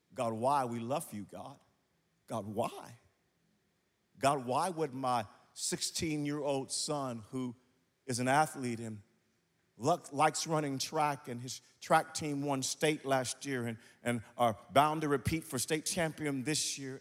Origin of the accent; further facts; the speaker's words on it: Wewoka, Oklahoma, United States; I grew up in Wewoka, Oklahoma